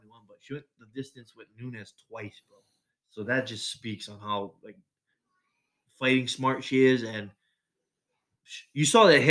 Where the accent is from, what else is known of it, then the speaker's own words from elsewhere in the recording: Waianae, Hawaii, United States; his wife is from my hometown, Waianae, Hawaii.